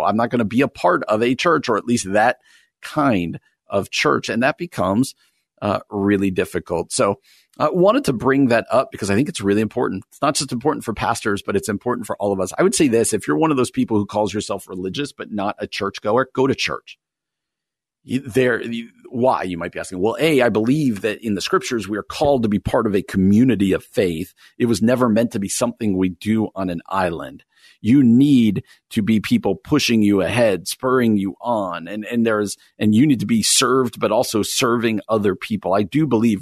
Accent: New Jersey, United States; moved away; I grew up in New Jersey, and I desperately at times miss where I grew up, even though I love being out here

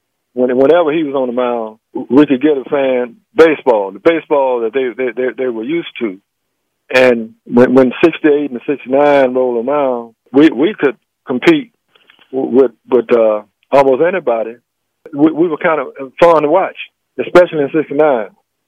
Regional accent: Mobile, Alabama, United States; Here I am, a country boy from Mobile, Africa town, and I'm catching the last out in a World Series.

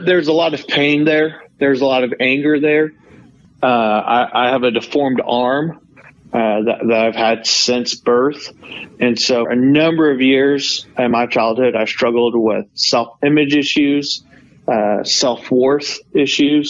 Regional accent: Norman, Oklahoma, United States; also born or lived in South Korea; I grew up in Oklahoma, Norman, Oklahoma.

